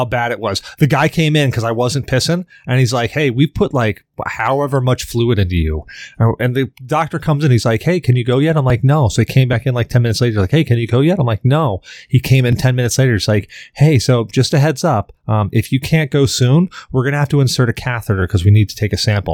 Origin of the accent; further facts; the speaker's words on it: Salem, United States; I grew up in Salem